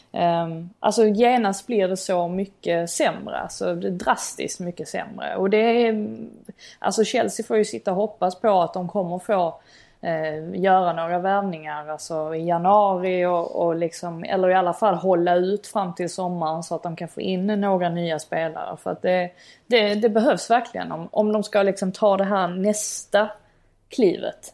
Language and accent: Swedish; Sweden; now in England; hemma i Sverige.